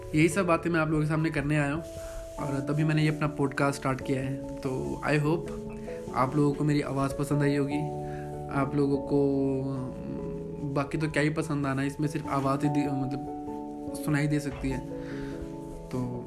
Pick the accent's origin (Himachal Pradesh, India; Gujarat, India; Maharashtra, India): Himachal Pradesh, India; Chamba; मैं चंबा का रहने वाला हूँ चंबा हिमाचल प्रदेश का एक बहुत ही छोटा सा सिटी है